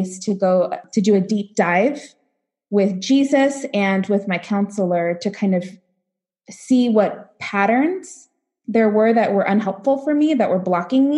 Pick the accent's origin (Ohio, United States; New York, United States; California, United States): California, United States; Los Angeles; moved away as an adult; now in Nebraska, United States; I grew up in Los Angeles, youngest of seven